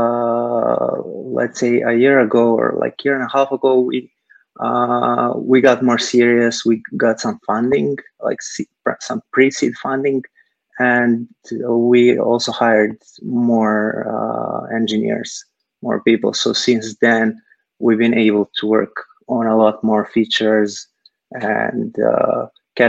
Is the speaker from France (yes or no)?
no; Serbia; moved away as an adult; now in Silicon Valley, United States; I'm originally from Serbia, Eastern Europe. I moved to the US some like 8 years ago or so.